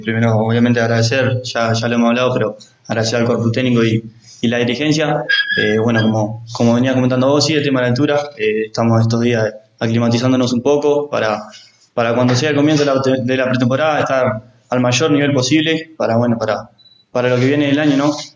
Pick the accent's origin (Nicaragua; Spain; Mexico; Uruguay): Uruguay; moved away as an adult; now in Riobamba, Ecuador; en Uruguay, más que nada en mi pueblo